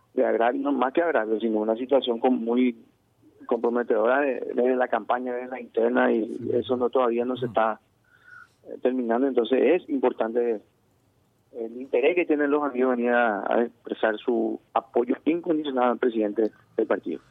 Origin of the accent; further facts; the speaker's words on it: Paraguay; como paraguayos